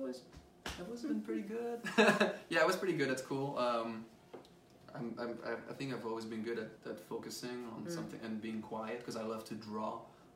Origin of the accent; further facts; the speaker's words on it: France; I grew up in France listening to French music